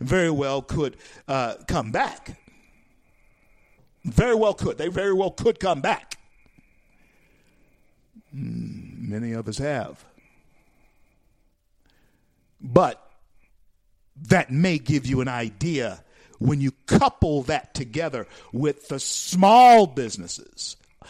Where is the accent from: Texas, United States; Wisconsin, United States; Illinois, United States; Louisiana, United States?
Louisiana, United States; Shreveport; moved away; I grew up in Shreveport, Louisiana